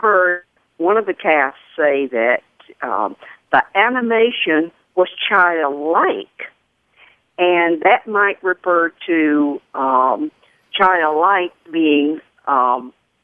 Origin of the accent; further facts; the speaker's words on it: the South, United States; accent: Southern; now in Panama City, United States; as you may have caught a little glimpse of this accent, I am Southern.